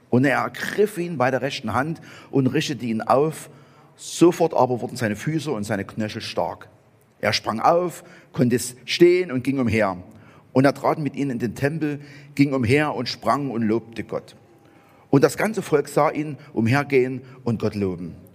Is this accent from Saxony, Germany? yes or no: yes; Saxony, Germany; accent: Saxon; ich spreche Sächsisch, aber ich werde auf Angelsächsisch übersetzt.